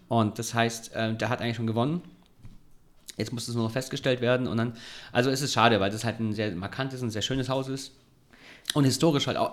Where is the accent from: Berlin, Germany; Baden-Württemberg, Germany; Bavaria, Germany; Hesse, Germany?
Baden-Württemberg, Germany; Ulm; now in Heidelberg, Germany; Ich bin in Ulm groß geworden